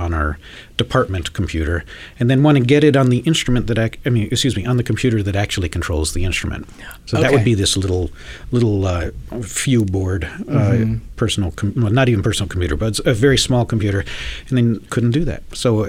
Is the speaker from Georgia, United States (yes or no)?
yes; Atlanta, Georgia, United States; no, I grew up in Atlanta, Georgia.